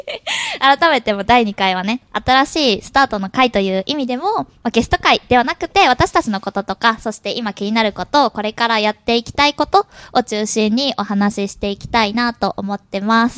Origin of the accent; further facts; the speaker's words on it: Kobe, Hyogo, Japan; moved away; 生まれ育ちは兵庫県神戸に生まれ育って